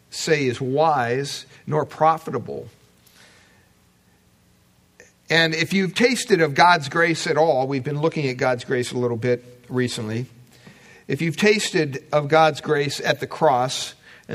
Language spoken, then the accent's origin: English; United States; growing up in America